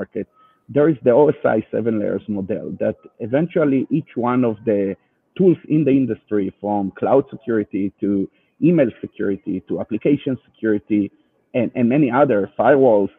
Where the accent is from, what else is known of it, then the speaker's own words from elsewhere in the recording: Israel; accent: Israeli; English is a second language; you can hear my Israeli accent